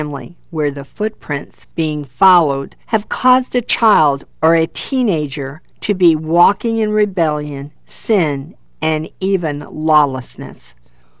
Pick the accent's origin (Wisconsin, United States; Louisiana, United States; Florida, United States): Florida, United States; We live in Florida, 2 miles from our city's beach. I have many memories from being a child to a teenager to an adult playing with our children and grandchildren at the beach